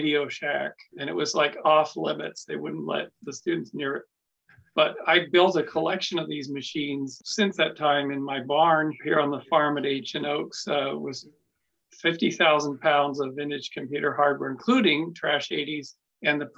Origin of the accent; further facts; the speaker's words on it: Kamloops, British Columbia, Canada; moved away as an adult; also born or lived in Victoria, British Columbia; now in Boulder Creek, United States; I went to UVic, but then I mostly grew up in Kamloops